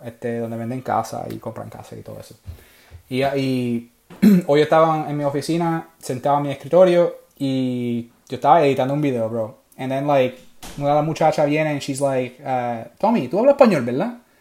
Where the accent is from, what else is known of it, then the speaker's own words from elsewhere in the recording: Puerto Rico; moved away; yo soy puertorriqueño